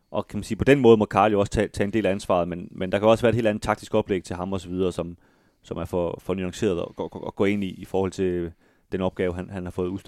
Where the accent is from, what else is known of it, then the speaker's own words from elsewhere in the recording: Galten, Central Denmark Region, Denmark; Jeg kommer også fra Galten.